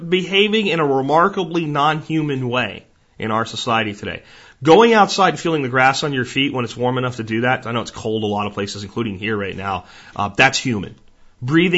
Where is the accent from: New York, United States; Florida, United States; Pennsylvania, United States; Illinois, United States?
Pennsylvania, United States; When I grew up in Pennsylvania